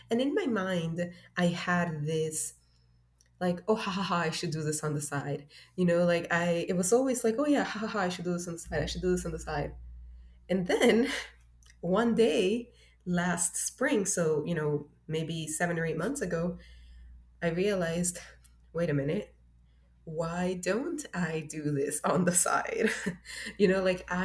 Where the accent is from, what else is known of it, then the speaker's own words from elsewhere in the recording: Miami, Florida, United States; also born or lived in Honduras; I was raised in Miami